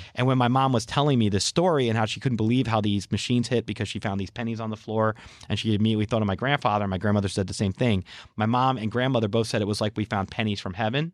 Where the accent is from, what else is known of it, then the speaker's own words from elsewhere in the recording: New Jersey, United States; we're from New Jersey